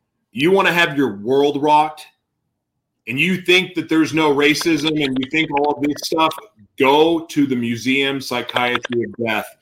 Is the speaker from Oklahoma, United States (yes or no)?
yes; Oklahoma, United States; I grew up in Oklahoma